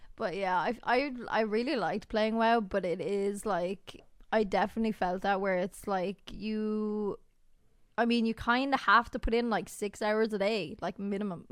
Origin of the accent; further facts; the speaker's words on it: Ireland; We are Irish. We're f, we live in Ireland